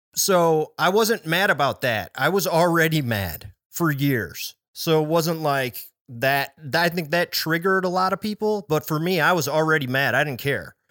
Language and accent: English; Chicago, Illinois, United States; I grew up in the Chicago area